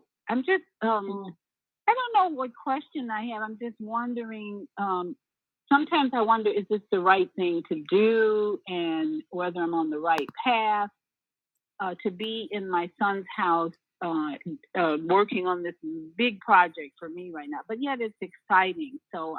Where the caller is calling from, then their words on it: Orlando, Florida, United States; in Orlando, Florida. A little chilly down here right now, but we're going to be warmer later on today.